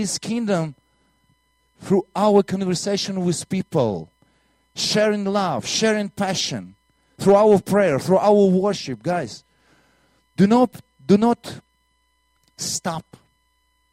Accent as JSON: {"language": "English", "country": "Latvia", "also_born_or_lived": "Soviet Union", "accent": "Russian", "second_language": "English", "moved": "yes", "said": "I'm from Latvia"}